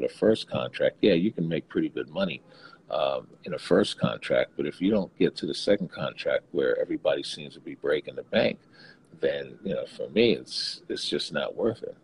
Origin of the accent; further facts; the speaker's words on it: New York City, New York, United States; being born in Brooklyn, I went back to my hometown roots